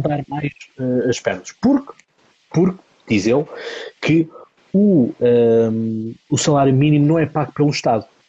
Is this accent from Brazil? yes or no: no; Almada, Lisbon, Portugal; eu sou da Almada